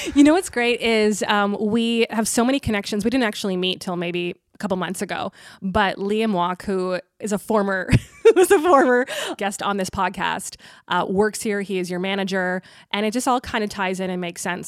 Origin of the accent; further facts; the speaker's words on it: Tilbury, Ontario, Canada; moved away as an adult; now in Ottawa, Canada; I grew up in Tilbury, which is, like, just down the four oh one